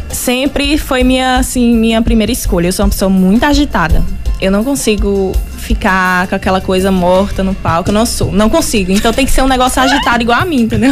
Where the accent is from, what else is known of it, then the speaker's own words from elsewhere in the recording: Bom Jesus da Lapa, Bahia, Brazil; eu sou daqui da Lapa mesmo. Uhum. Né, nasci há 26 primaveras